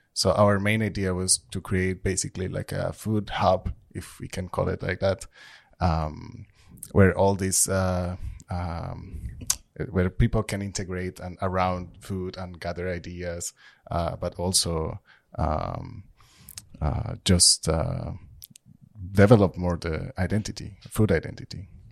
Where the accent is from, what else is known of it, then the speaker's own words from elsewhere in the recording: Colombia; now in Trondheim, Norway; I'm from Colombia